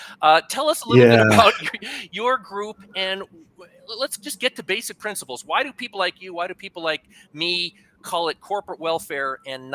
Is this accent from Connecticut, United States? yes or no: yes; Connecticut, United States; moved away as an adult; now in American Southwest, United States; my home state of Connecticut, back in the People's Republic of New England